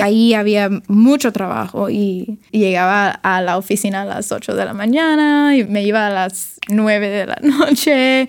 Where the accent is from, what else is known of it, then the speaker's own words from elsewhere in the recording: Miami, Florida, United States; accent: Cuban; Spanish is a second language; moved away as an adult; also born or lived in New York; now in San Francisco, United States; Sí, nací en Miami. Eh, crecí ahí en, Miami hasta los 18 años